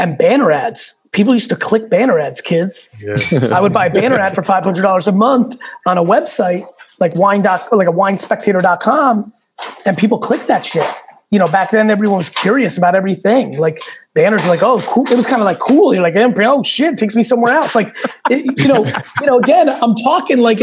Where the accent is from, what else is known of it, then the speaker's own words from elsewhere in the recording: New York, United States; also born or lived in Russia / Soviet Union; I came to this country with nothing. I was born in Russia, lived in a studio in Queens with like 8 family members